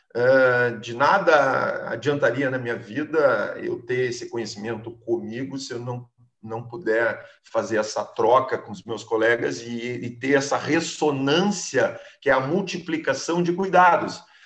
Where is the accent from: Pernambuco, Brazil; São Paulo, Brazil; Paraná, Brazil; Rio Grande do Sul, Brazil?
Rio Grande do Sul, Brazil; Alegrete; moved away; nos mais recantos, cantos do Rio Grande, lá no Alegrete, onde eu me criei, que eu tenho uma saudades enorme